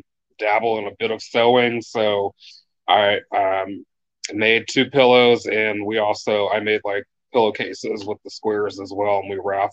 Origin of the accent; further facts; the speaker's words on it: Warren, Ohio, United States; also born or lived in Columbus, Ohio; I am from Warren, Ohio. It's a small town, about an hour from Cleveland, 3 hours from Columbus